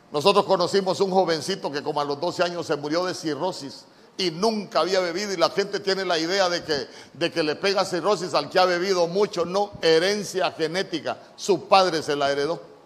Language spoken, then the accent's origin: Spanish; Honduras; yo ya era ciudadano honorable de esta tierra